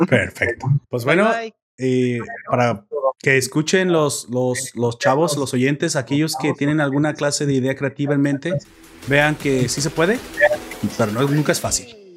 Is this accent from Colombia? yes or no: no; Mexico; como mexicanos